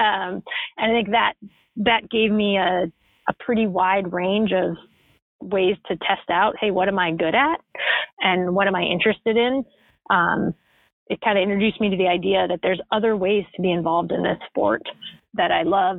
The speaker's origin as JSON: {"language": "English", "region": "Western Massachusetts", "country": "United States", "tie": "born or raised there", "moved": "yes", "said": "an indoor soccer facility in my hometown"}